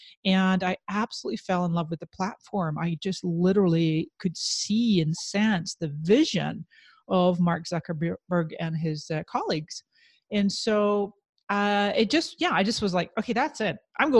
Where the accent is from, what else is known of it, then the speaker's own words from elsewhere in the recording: Scotland, United Kingdom; moved away as an adult; now in San Diego, United States; And then when I immigrated from Scotland to San Diego, California in 1999, I became an entrepreneur.